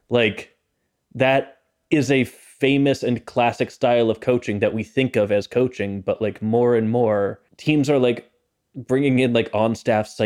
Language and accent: English; Canada; Look, I'm Canadian.